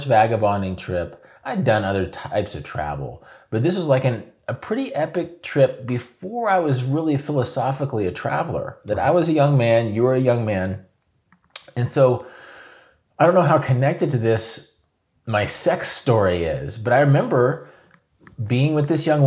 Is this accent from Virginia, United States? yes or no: no; Kansas, United States; moved away as an adult; also born or lived in Oregon / Seattle / South Korea; I was a kid from Kansas